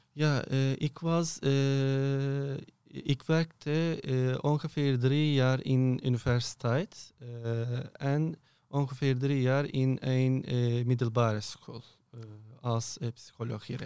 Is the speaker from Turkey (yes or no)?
yes; Turkey; Dutch is a second language; moved away as an adult; now in Erp, Netherlands; ik kom uit Turkije